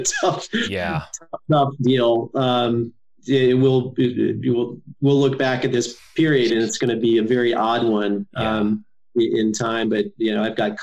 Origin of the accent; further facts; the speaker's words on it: Northwest Indiana, United States; also born or lived in Gary, Indiana / Merrillville, Indiana / Portage, Indiana / Ogden Dunes, Indiana; I grew up in a small town in Indiana, Northwest Indiana